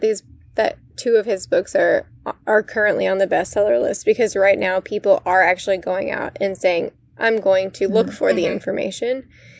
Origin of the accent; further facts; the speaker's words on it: Indiana, United States; moved away; I grew up in Indiana.